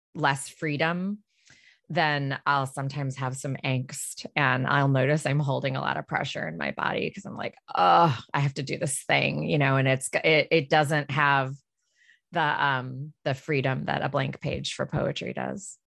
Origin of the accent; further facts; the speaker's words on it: Detroit, Michigan, United States; moved away; I'm from Detroit originally